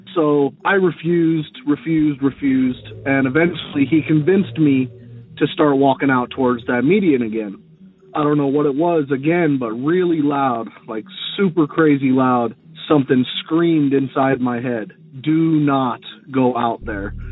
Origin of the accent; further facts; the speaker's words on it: Las Vegas, Nevada, United States; I'm from Las Vegas